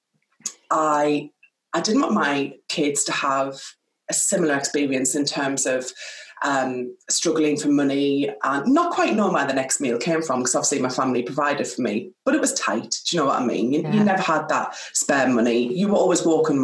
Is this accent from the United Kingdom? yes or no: yes; Sunderland, North East England, United Kingdom; now in Oxfordshire, United Kingdom; I am from Sunderland. I am the oldest of three children, and I grew up in a working class background through and through